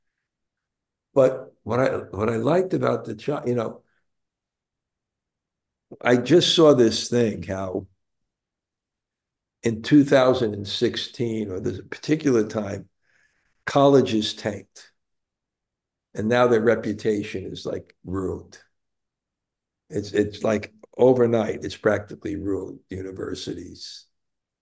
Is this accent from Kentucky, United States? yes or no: no; New York City, New York, United States; also born or lived in Bensonhurst, Brooklyn; at the age of six, I moved from Bensonhurst to Canarsie